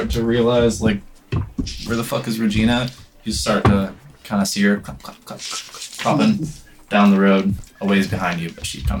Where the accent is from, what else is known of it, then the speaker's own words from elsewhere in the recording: United States; I grew up in the States.